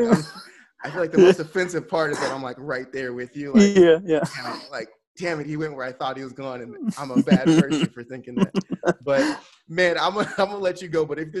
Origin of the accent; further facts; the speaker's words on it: California, United States; also born or lived in Kansas; now in Texas, United States; Like, I went to school in Kansas. I'm from California. I live in Texas.